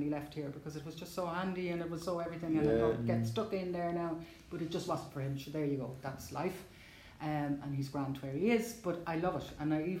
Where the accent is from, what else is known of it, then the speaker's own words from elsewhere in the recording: Dublin, Leinster, Ireland; born there; I was born in Dublin, but a lot of Laois would claim me.